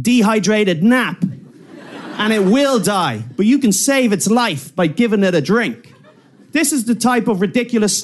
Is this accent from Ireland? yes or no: yes; Ireland; I'm from Ireland